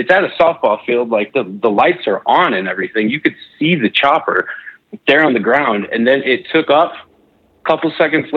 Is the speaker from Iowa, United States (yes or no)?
no; Chicago, Illinois, United States; moved away as an adult; now in Utah, United States; I grew up around Chicagoland and moved out here to Utah for college